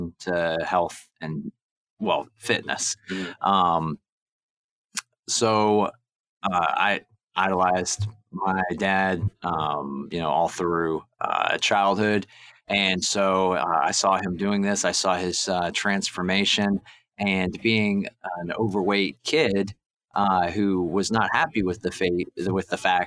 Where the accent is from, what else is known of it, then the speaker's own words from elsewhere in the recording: Lynchburg, Virginia, United States; also born or lived in Canada; I'm originally from Canada. When I was about 10 years old, we moved to Lynchburg, Virginia. And I grew up there